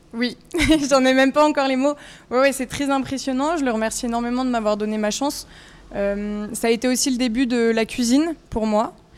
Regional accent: Vallée de Chevreuse, Île-de-France, France; je viens de la vallée de Chevreuse

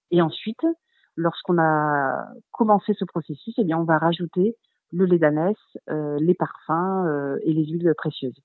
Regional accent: Charente-Maritime, Nouvelle-Aquitaine, France; now in Gers, France; je suis de Charente-Maritime

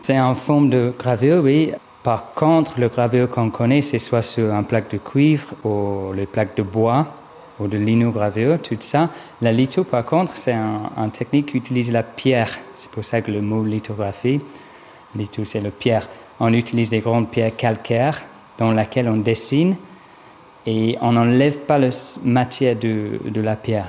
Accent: Brighton, South East England, United Kingdom; French is a second language; moved away as an adult; also born or lived in London; now in Paris, France; Je suis anglais, j'ai grandi à Brighton, au sud d'Angleterre.

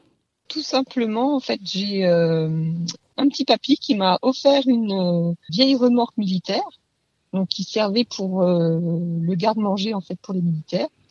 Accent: Leval, Bourgogne-Franche-Comté, France; je viens de Leval, juste à côté de Rougemont-Château, dans le territoire de Belfort.

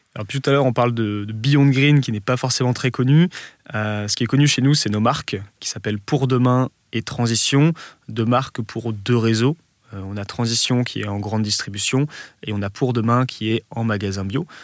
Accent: Lille, Hauts-de-France, France; quand on est Lillois, la Belgique, c'est la porte à côté

